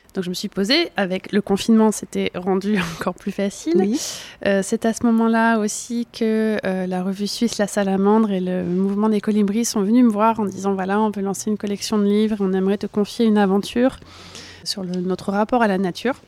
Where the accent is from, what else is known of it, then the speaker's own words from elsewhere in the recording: Burgundy, Bourgogne-Franche-Comté, France; moved away; j'ai grandi en Bourgogne